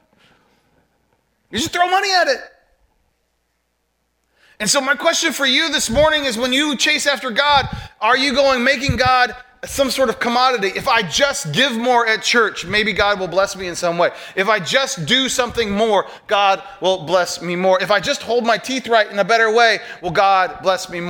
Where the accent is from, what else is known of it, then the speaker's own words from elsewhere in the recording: United States; As an American